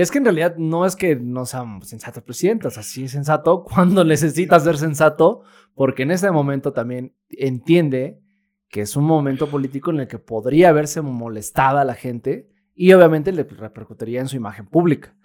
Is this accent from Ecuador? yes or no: no; Mexico